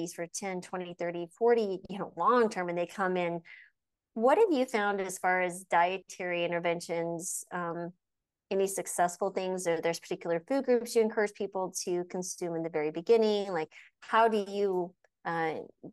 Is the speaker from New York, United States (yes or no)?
no; New Mexico, United States; I grew up in the deserts of New Mexico